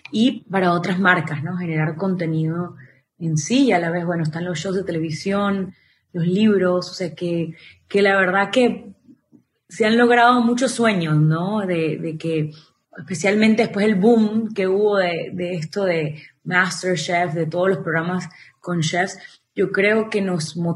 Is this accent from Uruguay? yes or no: no; Venezuela; also born or lived in United States / Miami / Costa Rica; mis abuelitos son venezolanos, mis padres también son venezolanos, pero yo nací en Estados Unidos. Cuando tengo un año, mi padre muere y nos devolvemos a Venezuela. Entonces me crío los primeros 10 años de mi vida en Venezuela.